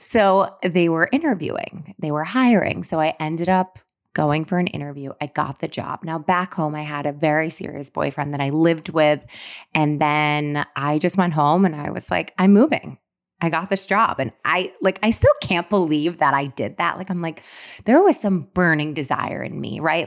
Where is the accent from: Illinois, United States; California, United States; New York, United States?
New York, United States; Syracuse; moved away as an adult; now in New York City, United States; when I was living in Syracuse where I grew up